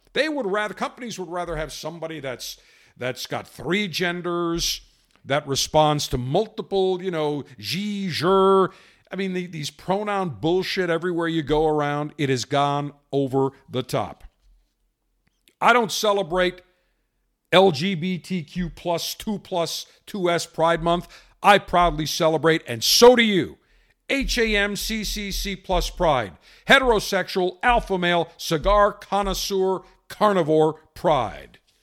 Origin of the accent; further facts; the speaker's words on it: Buffalo, New York, United States; I grew up in Buffalo, right across from Canada